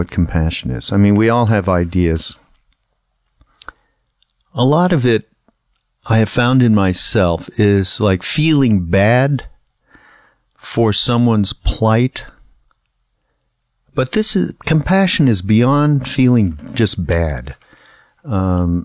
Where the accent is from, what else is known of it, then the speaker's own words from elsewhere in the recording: Canada; moved away; I'm from Canada, which is a very apolitical place